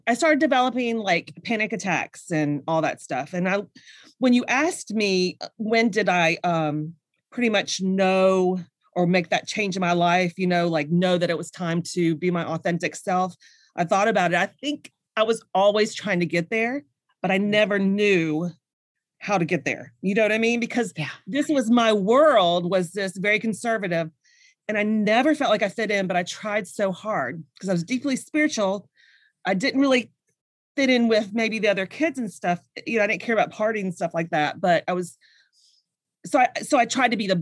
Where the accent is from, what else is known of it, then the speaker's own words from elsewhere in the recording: the South, United States; I grew up like you in the South